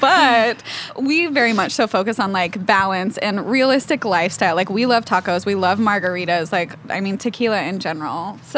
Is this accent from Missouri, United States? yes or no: yes; Branson, Missouri, United States; I'm from Branson.